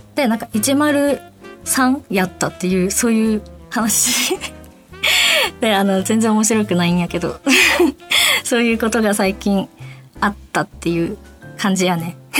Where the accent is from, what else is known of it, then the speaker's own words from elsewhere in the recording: Fukuoka, Japan; accent: Fukuoka-ben / Hakata-ben; 私が福岡弁で話していくコーナーです。で、えっと、私、えっと、タメ口じゃないと出ないので、博多弁、福岡弁が